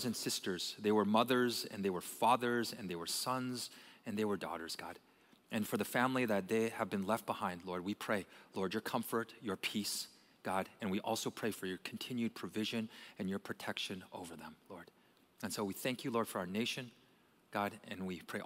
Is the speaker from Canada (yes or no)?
yes; Canada; now in United States; I was born and I was raised in Canada